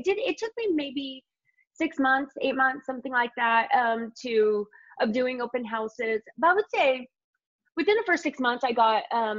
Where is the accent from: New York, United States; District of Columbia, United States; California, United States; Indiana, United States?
Indiana, United States; now in Los Angeles, United States; Yeah, and we're both from Indiana, yeah.